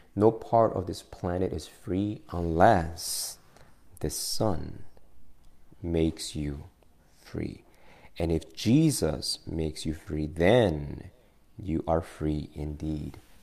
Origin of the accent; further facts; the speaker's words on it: Argentina; now in United States; before I was a U.S. citizen, you know that I was an Argentinian citizen